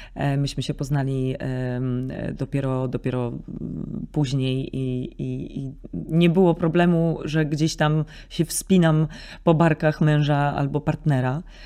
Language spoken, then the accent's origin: Polish; Nidzica, Warmian-Masurian Voivodeship, Poland; moved away; also born or lived in Nowe Miasto Lubawskie; W Niedzicy się wychowałam i do Niedzicy moi rodzice się przeprowadzili, jak miałam zaledwie chyba ze trzy miesiące